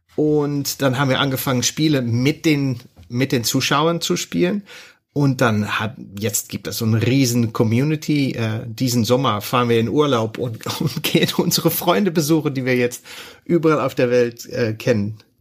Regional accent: Netherlands; German is a second language; bin ich Niederländer

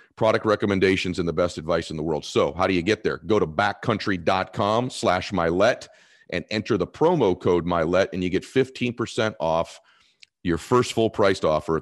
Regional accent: Boston, Massachusetts, United States; moved away; I am from Boston originally

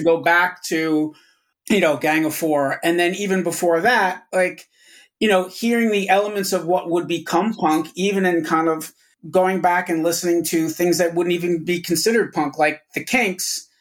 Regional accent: Yonkers, New York, United States; I grew up in Yonkers with a shitload of record stores around me

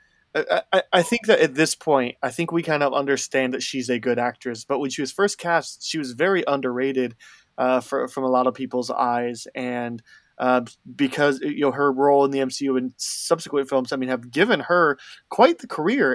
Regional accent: outside of Chicago, Illinois, United States; I grew up 40 minutes outside of Chicago

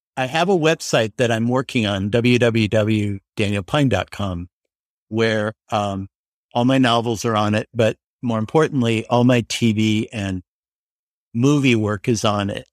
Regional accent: Denver, Colorado, United States; moved away as an adult; now in Los Angeles, United States; I was from Denver, so I didn't know anyone here

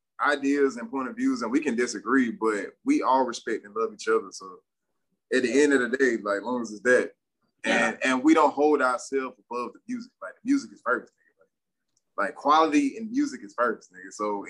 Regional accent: Atlanta, Georgia, United States; I'm ATL all day.

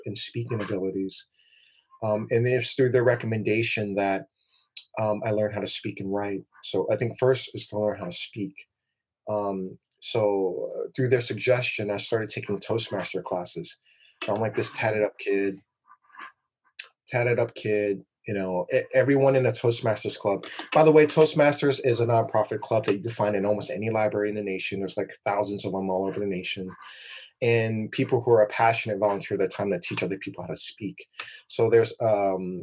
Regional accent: Oakland, California, United States; I grew up in Oakland

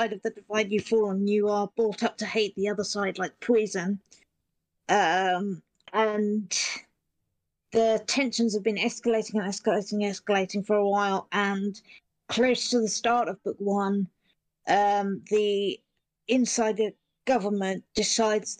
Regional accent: Petersfield, South East England, United Kingdom; I'm from Petersfield, which is a town near Portsmouth in England.

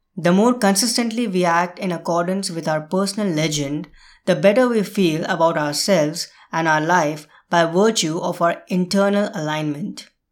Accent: India; India, my home country

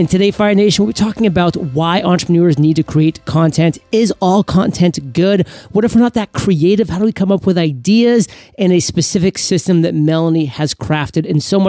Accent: Maine, United States; I always conveniently don't share that I'm from Maine, which makes everything so much easier to be like all state and the best in the state when you only have like a million odd people or so.

